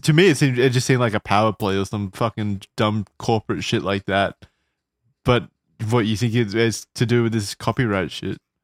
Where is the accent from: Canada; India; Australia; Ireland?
Australia; as an Australian